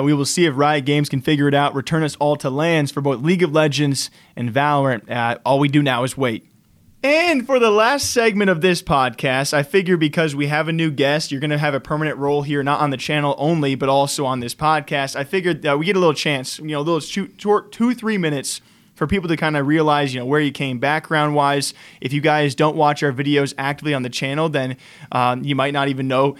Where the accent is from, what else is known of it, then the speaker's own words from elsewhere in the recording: Iowa, United States; now in Las Vegas, United States; I'm originally from Iowa, and now I'm based in Las Vegas